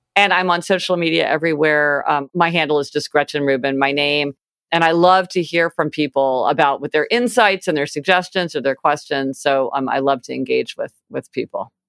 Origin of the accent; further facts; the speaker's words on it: Kansas City, United States; now in New York City, United States; I grew up in Kansas City